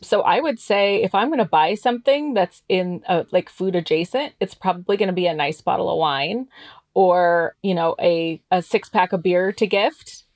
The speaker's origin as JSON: {"language": "English", "town": "Caldwell", "region": "Idaho", "country": "United States", "said": "I'm originally from Caldwell"}